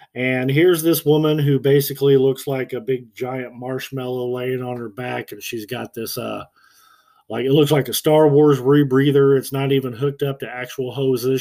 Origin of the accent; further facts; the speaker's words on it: United States; I'm an American